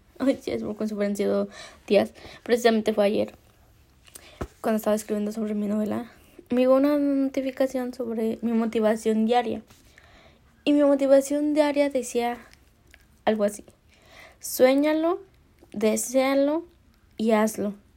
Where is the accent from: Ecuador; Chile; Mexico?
Mexico; Soy mexicana